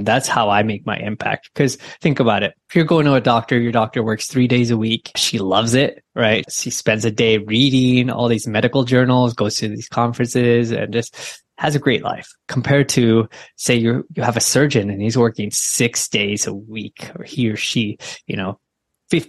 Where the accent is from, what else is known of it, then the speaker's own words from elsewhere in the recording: Bay Area, California, United States; I grew up in the Bay Area